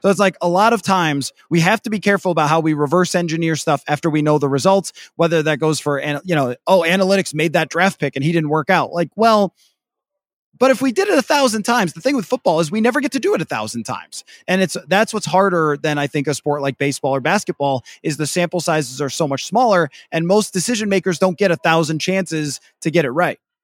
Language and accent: English; Midwest, United States; as a Midwesterner